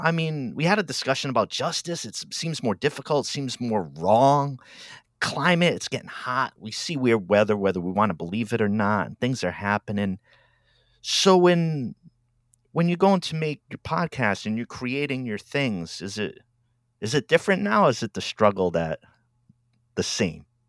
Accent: Rhode Island, United States; moved away as an adult; now in Albany, Oregon, United States; I grew up out east in Rhode Island, and I've been in Oregon for about ten, eleven years

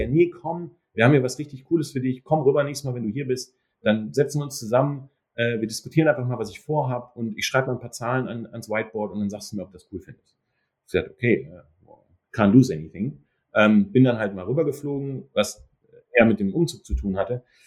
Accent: Germany; moved away as an adult; also born or lived in Duisburg; now in New York, United States; als Deutscher

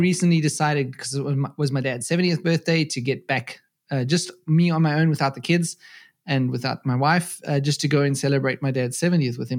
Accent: South Africa; moved away as an adult; now in Germany; I'm originally from South Africa, uh, born and raised there, and I have been living in Germany now for fourteen years

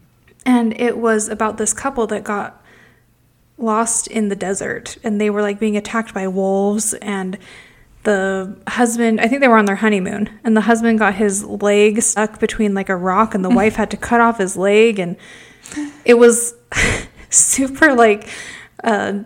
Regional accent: Utah, United States; we are from Utah

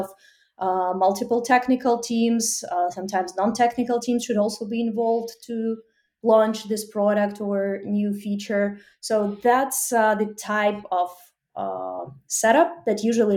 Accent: Ukraine; moved away as an adult; now in United States; I'm originally from Ukraine and now live in US for almost 5 years

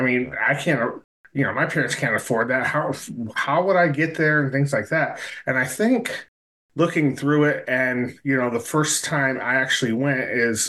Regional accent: Binghamton, New York, United States; growing up in Binghamton, New York

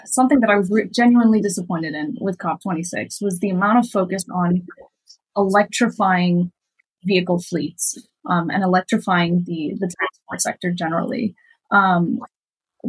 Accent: Miami, Florida, United States; I grew up in Miami

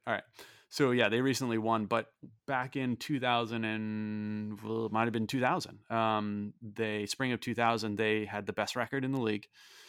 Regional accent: St. Louis, Missouri, United States; I was a fan of the St. Louis Blues growing up in St.

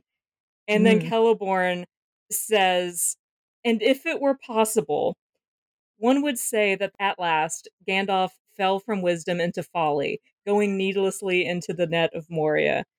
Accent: the South, United States; I'm from the South. We're used to referring to things as unpleasantnesses

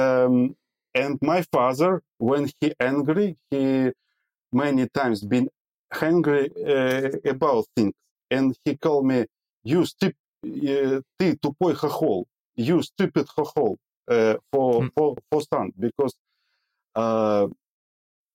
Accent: Ukraine; I am coming from Ukrainian

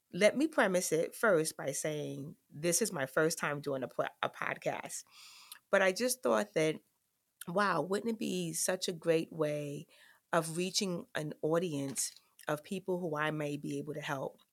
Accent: New York City, New York, United States; I grew up in the South Bronx, um, of New York, in the projects, Claremont Village to be exact

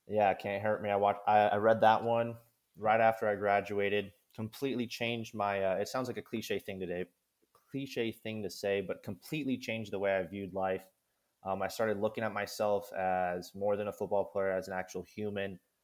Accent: Kansas, United States; I'm from Kansas. I grew up in Kansas.

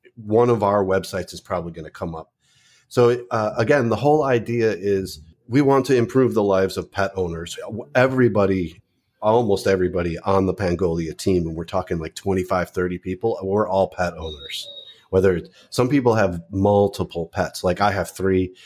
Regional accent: suburbs of Chicago, Illinois, United States; moved away as an adult; also born or lived in California; now in Philippines; I grew up in the Midwest, uh, in the suburbs of Chicago

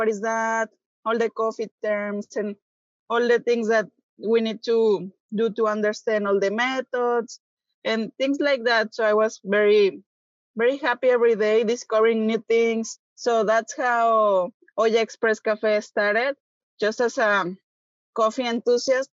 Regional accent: Guadalajara, Jalisco, Mexico; English is a second language; moved away as an adult; now in Texas, United States; some part of the Jalisco, like my hometown, that has some good coffee

